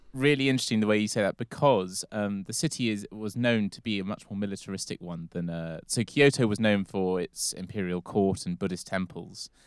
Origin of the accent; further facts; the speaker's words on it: England, United Kingdom; we're both English or British